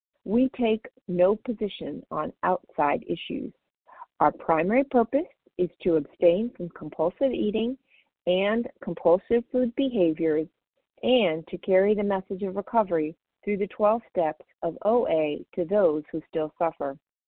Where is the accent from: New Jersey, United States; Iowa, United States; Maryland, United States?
Maryland, United States; recovered compulsive overeater from Maryland.